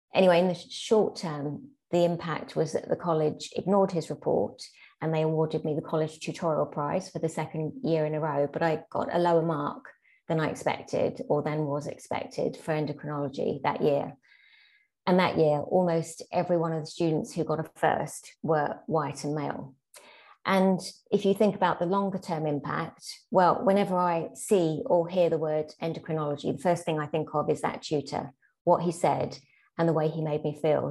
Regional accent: London, United Kingdom; my childhood as a second generation British Pakistani in 70s and 80s South London

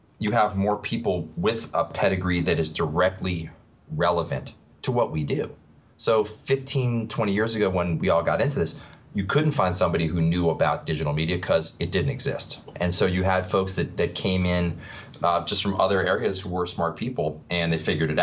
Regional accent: New York, United States; also born or lived in Philadelphia, Pennsylvania; I grew up in New York and then in Philadelphia. And now I live outside of New York City

